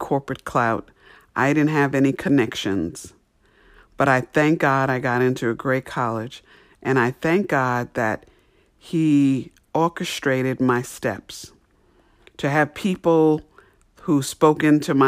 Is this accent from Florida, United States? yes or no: no; New York, United States; I grew up in New York